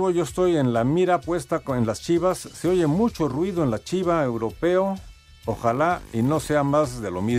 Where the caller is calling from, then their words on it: Tlalnepantla, State of Mexico, Mexico; de Tlanepantla.